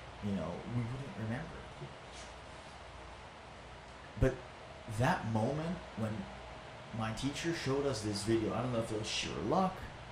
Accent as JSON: {"language": "English", "area": "Maui", "region": "Hawaii", "country": "United States", "tie": "born or raised there", "second_language": "English", "said": "I was born and raised in Maui."}